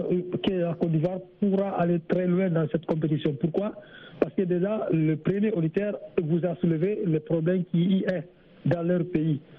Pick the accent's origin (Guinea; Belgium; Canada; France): Guinea; now in Senegal; Le Sénégal, euh, c'est mon pays d'accueil. Voilà, mon pays natal, c'est la Guinée-Conakry.